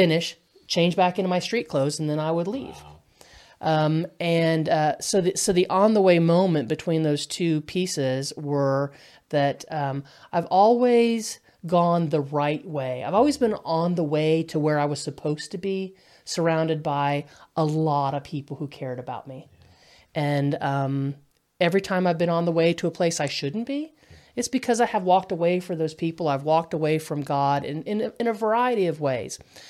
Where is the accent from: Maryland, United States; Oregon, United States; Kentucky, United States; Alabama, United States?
Kentucky, United States; I'm from Kentucky, so you know we go Mountain Dew, we go RC and a Moon Pie.